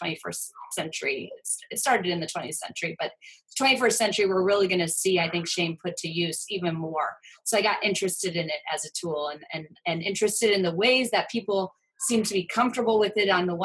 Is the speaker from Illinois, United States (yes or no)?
no; Ohio, United States; moved away as an adult; also born or lived in Vancouver; now in New York City, United States; I'm born and raised in Ohio, and but then have been living on the coast sort of since I was 18, 19, so I'm one of those recruits from the Midwest